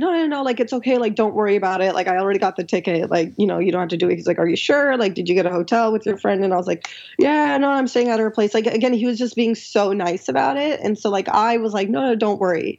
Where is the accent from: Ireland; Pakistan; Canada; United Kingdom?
Pakistan; I'm like humble from Pakistan